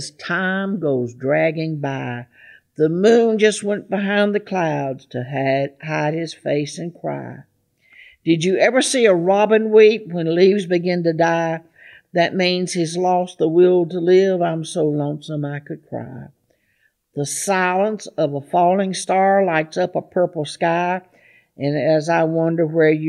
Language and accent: English; Gulfport, Mississippi, United States; also born or lived in Murfreesboro, Tennessee; now in Nashville, United States; I was born in Murfreesboro, grew up in Gulfport, Mississippi.